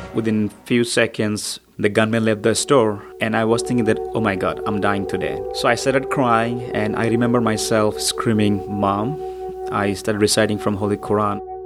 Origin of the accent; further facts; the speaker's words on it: Bangladesh; now in United States; I'm a Muslim, but I'm not from Middle East. I'm from Bangladesh